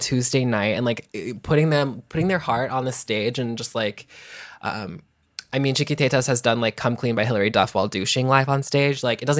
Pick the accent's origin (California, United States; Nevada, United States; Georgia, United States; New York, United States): Georgia, United States; Atlanta; Well, I mean, I'm from Atlanta, so like I grew up, I was like 20, but like with people like Brigitte Bidet from Atlanta, Ellisaurus Rex.